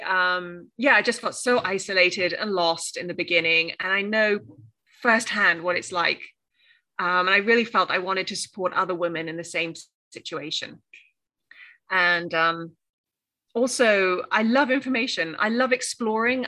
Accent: Cornwall, South West England, United Kingdom; first language English; moved away as an adult; also born or lived in Australia / New York; now in Graz, Austria; Yeah, I'm from Cornwall. Uh, that's the southwest of England, so surrounded by the sea.

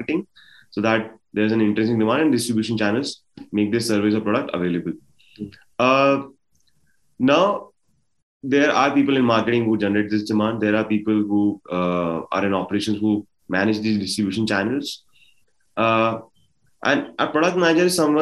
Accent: Gwalior, Madhya Pradesh, India; moved away as an adult; also born or lived in Delhi; I come from Gwalior

